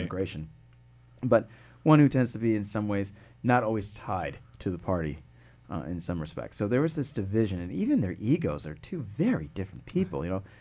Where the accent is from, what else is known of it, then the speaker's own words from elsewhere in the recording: West Hartford, Connecticut, United States; moved away as an adult; also born or lived in New York City / Washington D.C. / New Jersey; I grew up there in West Hartford